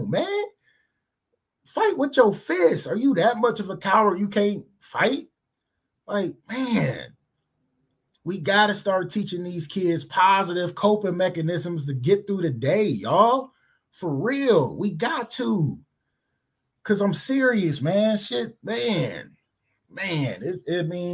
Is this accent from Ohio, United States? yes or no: yes; Cleveland, Ohio, United States; I grew up in Cleveland